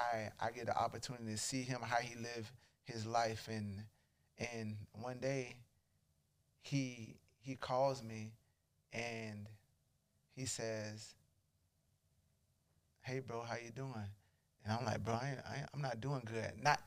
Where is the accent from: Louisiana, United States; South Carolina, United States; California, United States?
South Carolina, United States; Charleston; Now, I'm from Charleston. So I'm playing at I played at a small college called Charleston Southern.